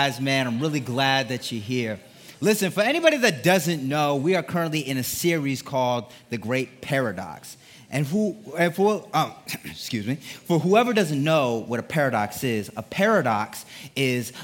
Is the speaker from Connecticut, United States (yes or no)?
yes; Connecticut, United States; I grew up in Connecticut. That's where I'm from, Connecticut